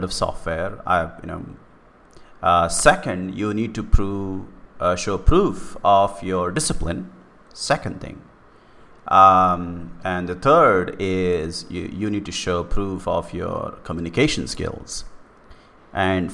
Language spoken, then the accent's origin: English; India; in India, whatever may be cool and not cool about my country